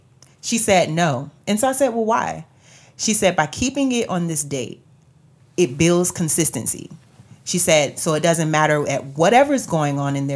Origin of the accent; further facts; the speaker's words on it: Florida, United States; moved away; I'm from Florida